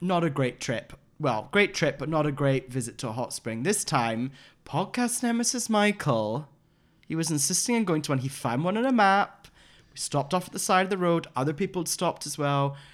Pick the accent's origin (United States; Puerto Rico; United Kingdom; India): United Kingdom; Scotland; I'm from Scotland.